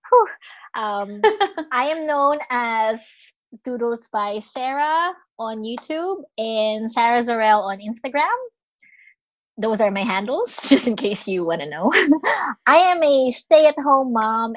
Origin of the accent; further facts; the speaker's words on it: Philippines; moved away as an adult; now in Australia; I am Filipino, living in Australia. I've been in Australia since 2007, but I was born and raised in Philippines.